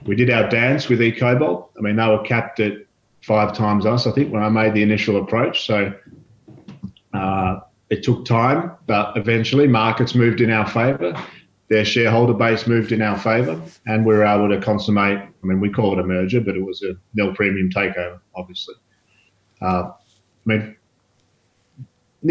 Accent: Australia; also born or lived in Brazil; As an Australian

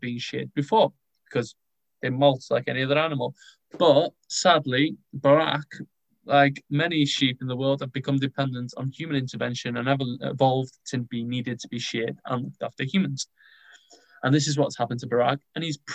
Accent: Wales, United Kingdom; I'm Welsh.

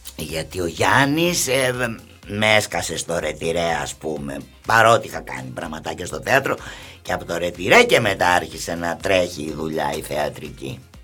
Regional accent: Nea Smyrni, Attica, Greece; also born or lived in Montreal, Canada; Η Νέα Σμύρνη είναι το χωριό μου. Ναι, εκεί μεγάλωσα από όταν ήρθαμε από τον Καναδά.

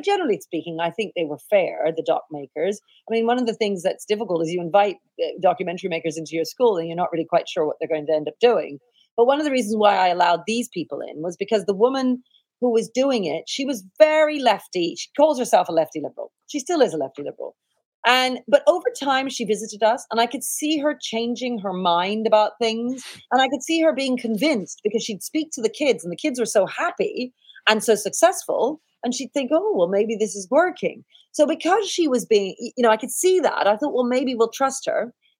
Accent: United Kingdom; the fact that we are British. And if you want to have a functioning country, we all have to share something and we all have to believe in something.

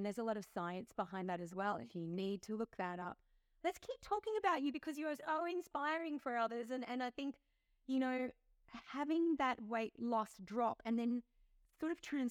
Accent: Australia; I come from Australia

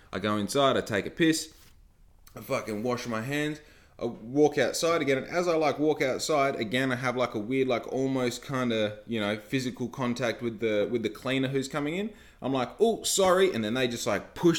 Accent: Bunbury, Western Australia, Australia; also born or lived in Victoria; most of my life I was brought up in Bunbury

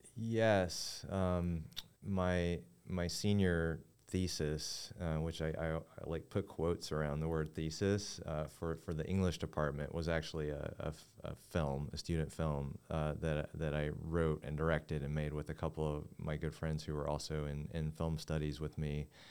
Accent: Kingsport, Tennessee, United States; opened up a jewelry store, um, near my hometown in East Tennessee

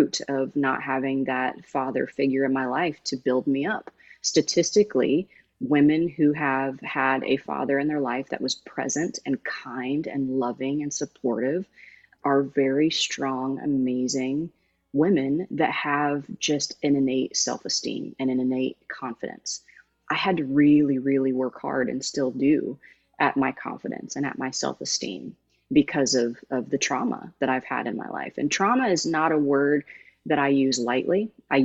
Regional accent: Jamestown, Indiana, United States; I'm from Jamestown, Indiana

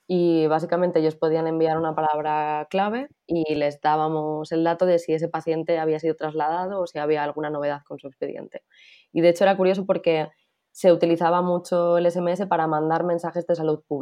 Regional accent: Madrid, Community of Madrid, Spain; moved away as an adult; also born or lived in Valencia / Czech Republic; Yo soy de Madrid

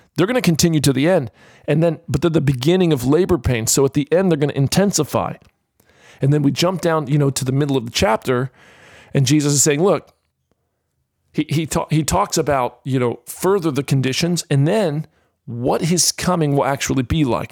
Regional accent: Florida, United States; now in Australia; as a kid growing up in the state of Florida

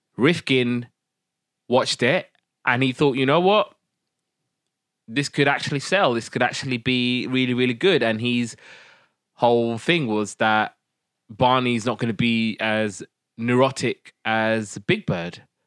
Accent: United Kingdom; first language Somali; English is a second language; we're British

